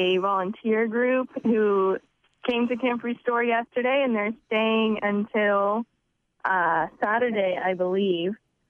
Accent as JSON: {"language": "English", "town": "Aurora", "region": "Colorado", "country": "United States", "said": "I am from Aurora, Colorado. It's just southeast of Denver, Colorado"}